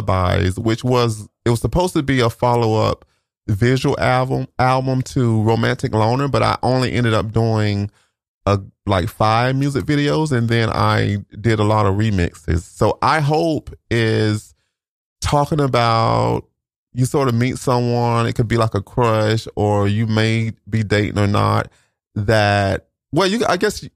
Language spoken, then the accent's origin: English; Florida, United States; accent: Southern; moved away as an adult; a Southern dialect that was similar to how we speak in my Florida hometown.